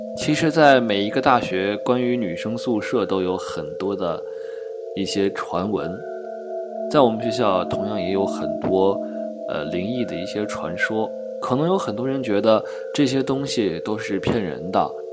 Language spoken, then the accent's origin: Chinese; northern China, China; moved away; also born or lived in Sichuan; 作为一个北方人